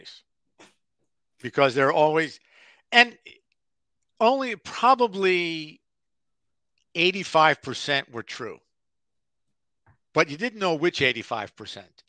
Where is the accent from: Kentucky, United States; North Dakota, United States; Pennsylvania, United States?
Pennsylvania, United States; Philadelphia; growing up in Philadelphia with the river